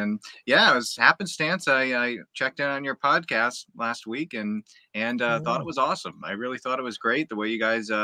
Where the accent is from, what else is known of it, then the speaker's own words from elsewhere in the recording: Massachusetts, United States; I grew up in Massachusetts, here in the United States